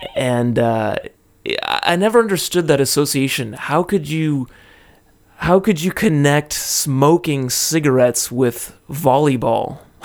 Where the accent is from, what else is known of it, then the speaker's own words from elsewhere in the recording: California, United States; now in Japan; in the U S, my home state of California